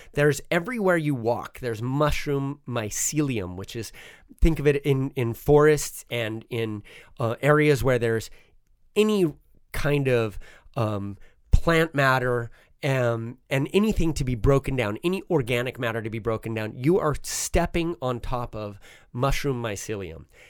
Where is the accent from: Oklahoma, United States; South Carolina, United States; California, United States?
California, United States; Southern; also born or lived in Switzerland; I grew up in Southern California